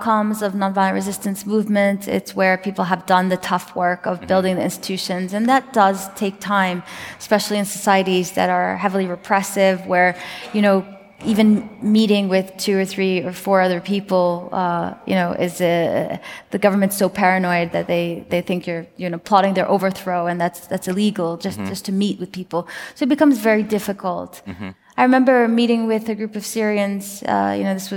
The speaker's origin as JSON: {"language": "English", "country": "United States", "said": "as an American"}